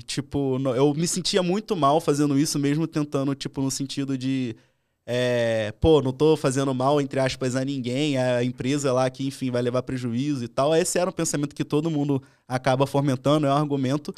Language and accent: Portuguese; Rio de Janeiro, Brazil; eu sou do Rio, eu sou cria do Lido, né? Então, tipo, cresci galera do Tabajara